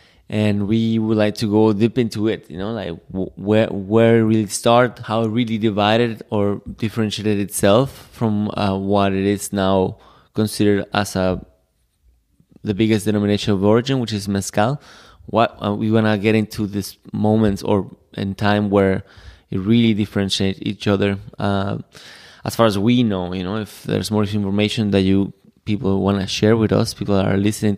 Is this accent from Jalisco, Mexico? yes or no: yes; Jalisco, Mexico; because we're from Jalisco.